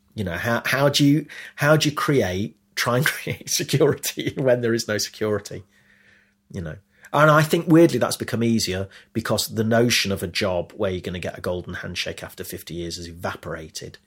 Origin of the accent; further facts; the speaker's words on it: Leicester, East Midlands, United Kingdom; now in London, United Kingdom; the life I had had growing up in Leicester